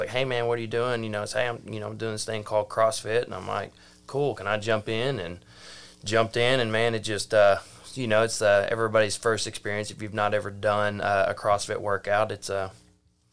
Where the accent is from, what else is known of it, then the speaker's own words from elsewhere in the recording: Mena, Arkansas, United States; grew up in Mena, Arkansas, and, you know, we lived on a dead-end dirt road that backlined National Forest